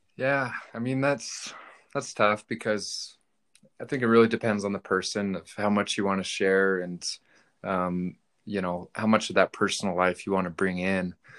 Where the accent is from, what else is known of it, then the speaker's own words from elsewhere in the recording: Reno, Nevada, United States; I'm from Reno.